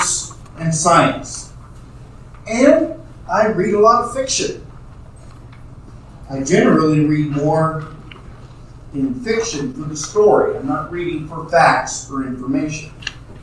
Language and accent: English; New York City, New York, United States; my growing up in New York City